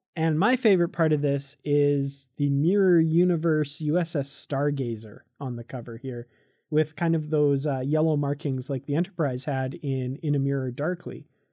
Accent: Canada; I'm from Canada

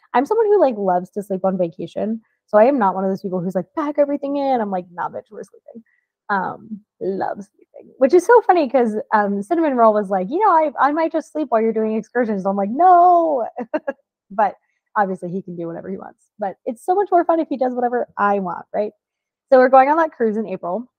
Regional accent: Florida, United States; moved away; I'm also from Florida

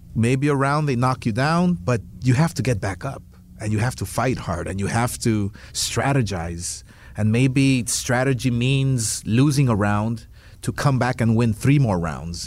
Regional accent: Los Angeles, California, United States; where I came from, where I grew up in East LA, dirt poor, humble with nothing

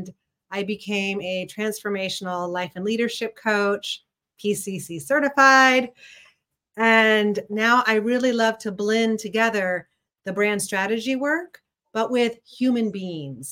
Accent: Missouri, United States; moved away as an adult; also born or lived in San Francisco; now in Chicago, United States; I'm a Midwestern gal at heart. I grew up in Missouri, but when I was 18

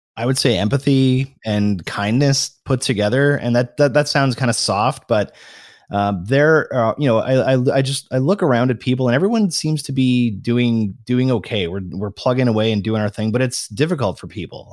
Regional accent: Canada; I'm a Canadian

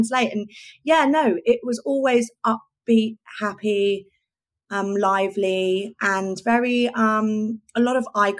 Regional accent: Oxfordshire, South East England, United Kingdom; now in London, United Kingdom; growing up in Oxfordshire and just wanting to entertain and try and look fabulous while I was doing it

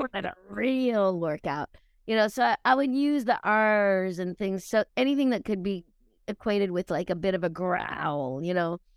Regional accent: Truro, Nova Scotia, Canada; also born or lived in Australia; I was a kid from Truro, Nova Scotia, originally Australia

